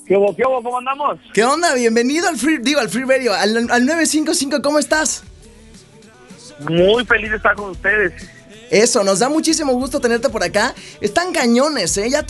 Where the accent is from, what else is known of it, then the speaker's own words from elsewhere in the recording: Hermosillo, Sonora, Mexico; yo soy de Hermosillo.